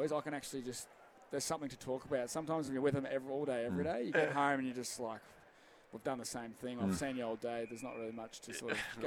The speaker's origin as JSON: {"language": "English", "town": "Swan Hill", "region": "Victoria", "country": "Australia", "moved": "yes", "lives_now": "Fitzroy North, Australia", "said": "I'm from Swanhill, so I'm used to driving"}